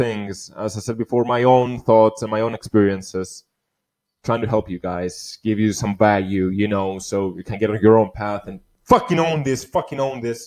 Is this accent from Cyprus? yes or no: yes; Cyprus; here in my hometown, my country where I was born, Cyprus.